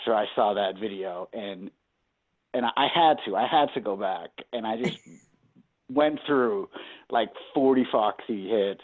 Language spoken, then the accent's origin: English; Boston, Massachusetts, United States; I'm from Boston